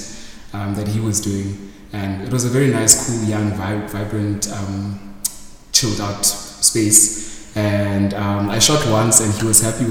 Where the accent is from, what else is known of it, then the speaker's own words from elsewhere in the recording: East London, Eastern Cape, South Africa; moved away as an adult; also born or lived in Mthatha / Pretoria; now in Johannesburg, South Africa; I was born in Mthatha. Grew up in East London for most of my childhood years.